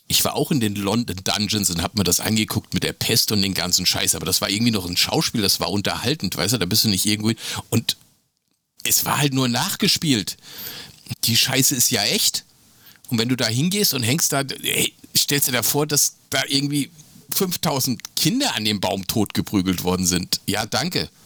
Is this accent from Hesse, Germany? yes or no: yes; Hesse, Germany; also born or lived in Bielefeld; für mich als Hesse